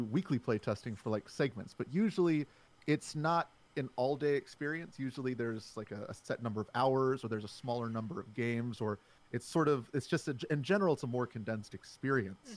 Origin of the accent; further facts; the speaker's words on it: Alexandria, Virginia, United States; I am from Alexandria, Virginia, right outside of the D.C. area